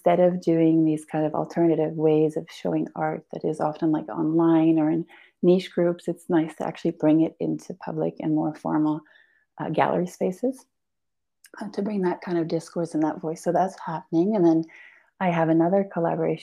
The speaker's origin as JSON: {"language": "English", "country": "Belgium", "tie": "born or raised there", "also_born_or_lived": "Portugal", "moved": "yes", "lives_now": "Ericeira, Portugal", "said": "I was Albanian, but born and raised in Belgium and now in Portugal"}